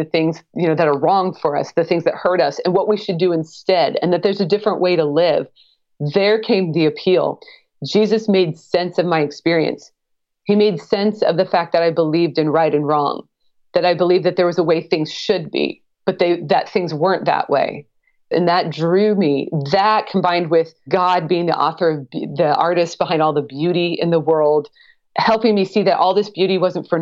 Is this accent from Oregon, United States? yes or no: yes; Portland, Oregon, United States; moved away as an adult; I grew up in the Pacific Northwest, Oregon, the Portland, Oregon area